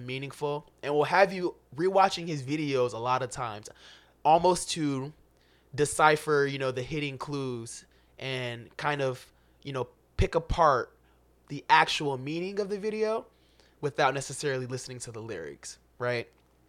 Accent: Chicago, Illinois, United States; especially as a kid growing up in Chicago. You can relate to, you know, all of the experience almost in the story, especially as an inner city black kid.

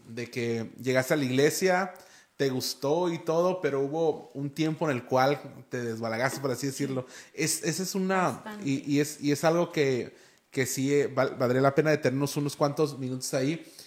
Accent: Tijuana, Baja California, Mexico; yo también soy de aquí

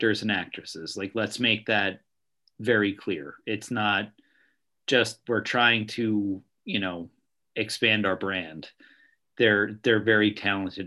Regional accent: New Jersey, United States; I'm from South Jersey, you live in South Jersey, it'll be like a Philly thing.

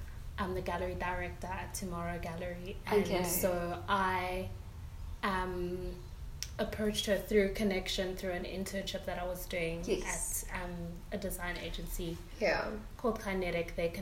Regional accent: Pretoria, Gauteng, South Africa; I grew up in Pretoria

